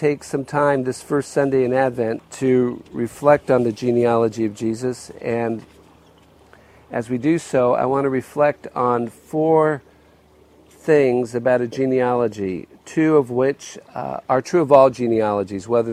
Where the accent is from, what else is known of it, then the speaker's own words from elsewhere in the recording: New Jersey, United States; When I was growing up in New Jersey, I was in 6th grade